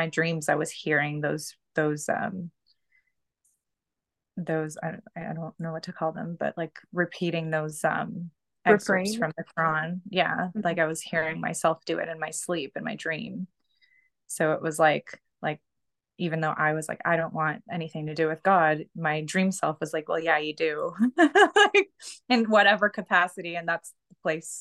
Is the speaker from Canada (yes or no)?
yes; Canada; also born or lived in Pakistan; I'm in Canada. So we came here when I was 2, so like 32 years ago.